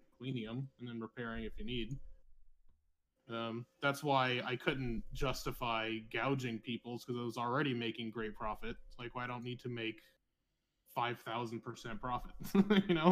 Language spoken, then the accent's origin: English; California, United States; now in Las Vegas, United States; I'm from California, but lived and have the business in Las Vegas